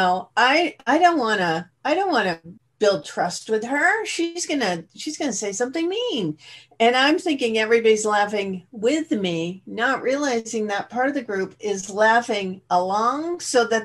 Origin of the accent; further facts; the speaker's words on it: Boston, Massachusetts, United States; now in California, United States; I come originally from Boston. I'm in California now, but the youngest of a family of five that were, you know, grew up in the Boston area